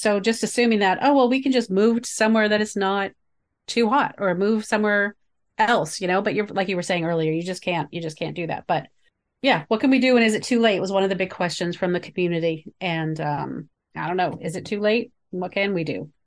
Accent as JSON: {"language": "English", "region": "the North", "country": "United States", "tie": "born or raised there", "said": "growing up in the North"}